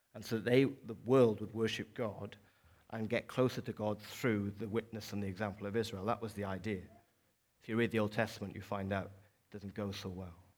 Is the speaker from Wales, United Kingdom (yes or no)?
yes; South Wales, United Kingdom; moved away as an adult; also born or lived in Dorset; now in Newcastle, United Kingdom; for most of my life, twenty-one years or so, I lived and grew up in, in South Wales